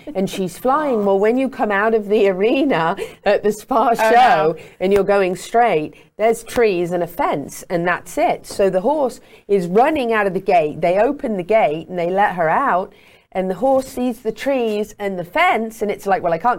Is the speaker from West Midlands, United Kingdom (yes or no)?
yes; Meriden, West Midlands, United Kingdom; growing up in England, in Meriden at Walsh Hall, we had an apple orchard